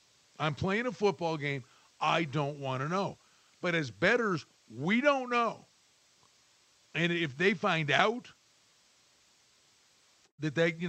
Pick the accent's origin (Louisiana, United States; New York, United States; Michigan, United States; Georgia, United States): New York, United States; Buffalo; I'm from Buffalo.